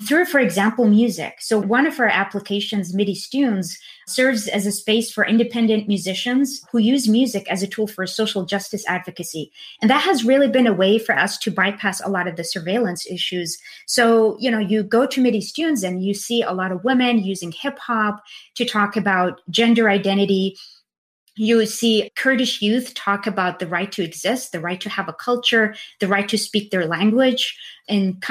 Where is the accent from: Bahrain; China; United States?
Bahrain; I come from Bahrain